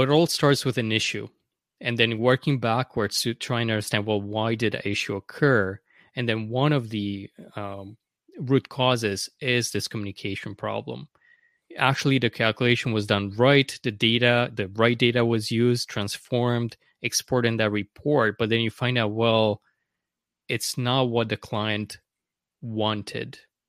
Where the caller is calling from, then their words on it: Vancouver, British Columbia, Canada; I'm in Vancouver, Canada, here on the West Coast.